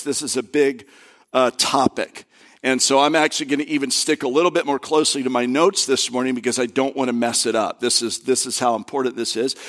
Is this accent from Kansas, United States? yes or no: no; Florida, United States; also born or lived in Kentucky; I'm from Florida